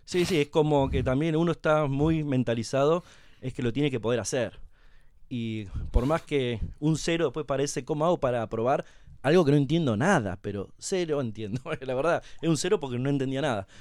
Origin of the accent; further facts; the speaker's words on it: Santa Rosa, La Pampa, Argentina; moved away as an adult; now in Buenos Aires, Argentina; soy nacido y criado en Santa Rosa La Pampa, estudié ahí primario y secundario